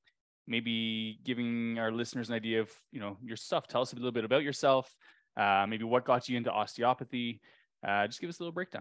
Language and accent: English; Ontario, Canada; moved away; I grew up in Ontario.